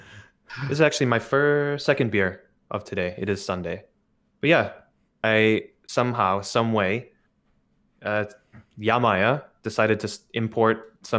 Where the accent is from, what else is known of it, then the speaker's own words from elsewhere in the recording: Milwaukee, Wisconsin, United States; now in Japan; I live in Japan. I'm from Milwaukee.